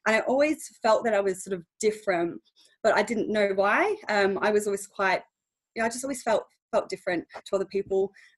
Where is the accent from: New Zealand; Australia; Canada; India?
Australia; moved away as an adult; now in England, United Kingdom; So basically 2 and a bit years ago I moved over to England from Australia.